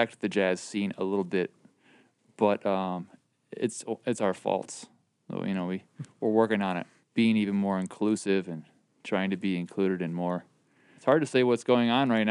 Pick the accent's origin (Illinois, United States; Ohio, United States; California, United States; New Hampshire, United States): Illinois, United States; Rockford; now in Chicago, United States; I am originally from Rockford